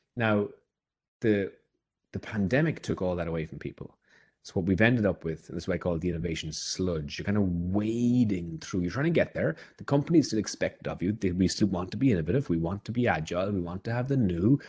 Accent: Ireland; as an Irishman

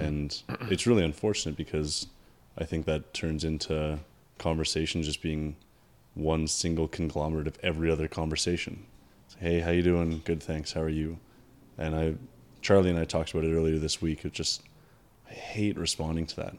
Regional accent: Canada; we're Canadian

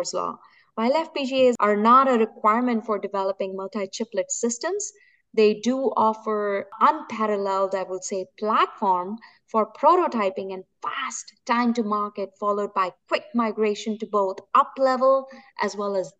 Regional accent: India; moved away; I'm born and brought up in India

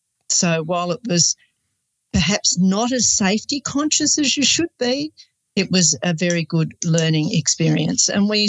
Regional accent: Sydney, New South Wales, Australia; I was probably about 15 and growing up in Sydney at Manly on the beach, all of my friends, part of the surf culture

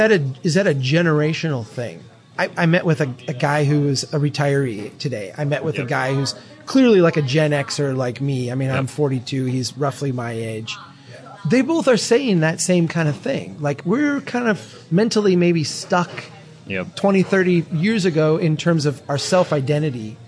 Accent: Brainerd, Minnesota, United States; I'm from Brainerd. I'm not from the range

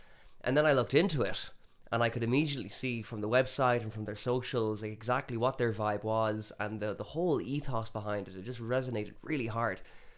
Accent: Galway, Connacht, Ireland; also born or lived in Spain; I'm from Galway, but even before Vietnam, I'd been living in Spain for a few years and kind of been traveling around

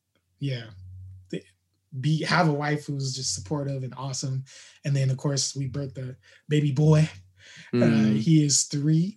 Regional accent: Fort Wayne, Indiana, United States; now in Southern California, United States; I was born in Indiana, Fort Wayne, Indiana, to be exact, and just kind of had a upbringing that was challenging up until about fourth grade

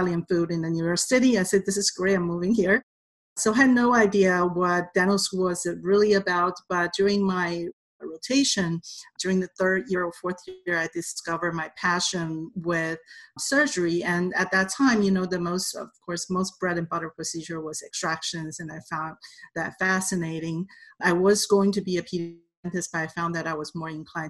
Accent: Taipei, Taiwan; English is a second language; moved away as an adult; now in United States; I came here in 1991 as a foreign student. I was on a F1 visa, and I'm originally from Taipei, Taiwan.

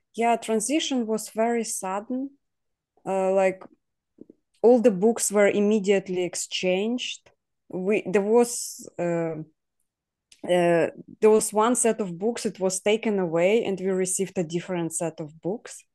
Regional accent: Ukraine; now in Poland; we all were sent to Ukraine when I was two years old. So I grew up in Ukraine, but I wasn't born there as well.

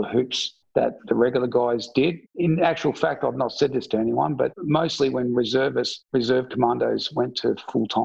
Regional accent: Victoria, Australia; moved away; I'm originally from Victoria.

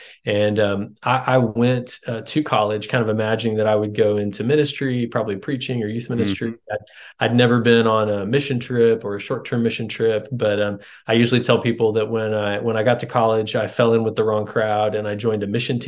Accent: Houston, Texas, United States; I grew up in Texas, grew up in Houston.

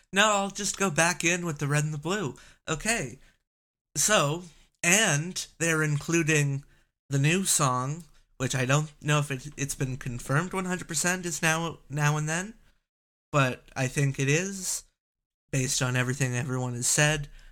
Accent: Canada; I'm Canadian

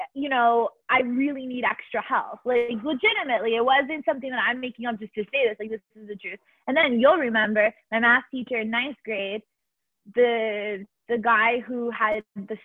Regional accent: Miami, Florida, United States; moved away as an adult; I am from Miami originally

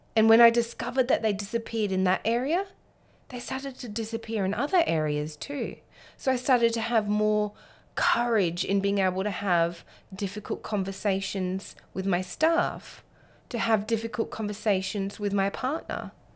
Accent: Alice Springs, Northern Territory, Australia; I was born and raised in Alice Springs in the centre of Australia.

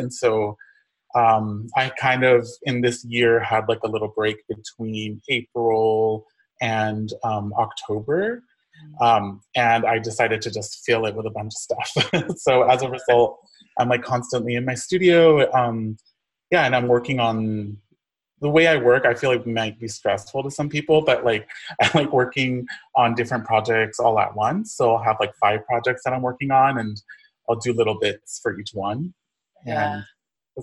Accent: Inland Empire, Southern California, United States; moved away as an adult; also born or lived in Los Angeles; now in Tulsa, United States; I'm originally from Southern California. I grew up in the Inland Empire

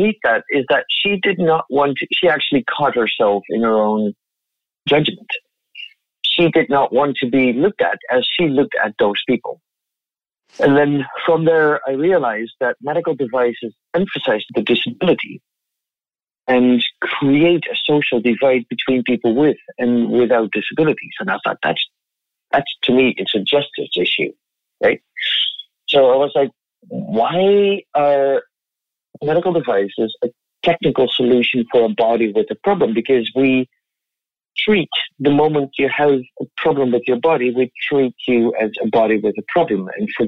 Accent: Netherlands; moved away as an adult; now in Toronto, Canada; I was born and raised in the Netherlands, came to Canada after 10 years international work in 2008

